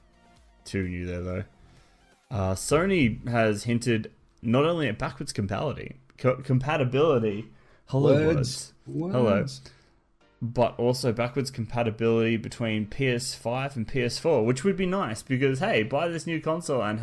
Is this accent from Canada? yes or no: no; Australia; We're Australian